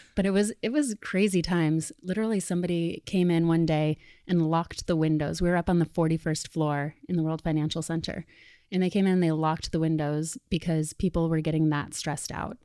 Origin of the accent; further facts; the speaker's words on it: Sedona, Arizona, United States; moved away as an adult; now in New York, United States; Danielle and I grew up together in Sedona, Arizona